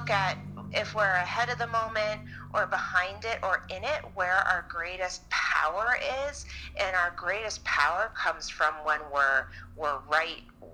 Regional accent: Chappaqua, New York, United States; I grew up in Chappaqua, New York

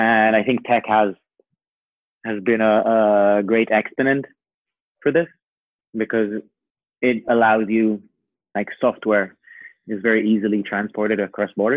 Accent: Israel; Born in Israel, grew up here, lived here through a military service.

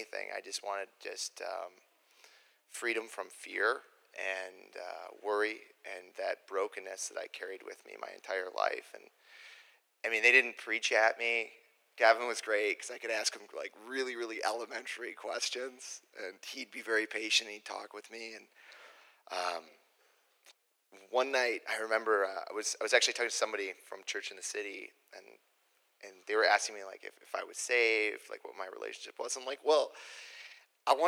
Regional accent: Joliet, Illinois, United States; I grew up down in Joliet, the youngest of three kids

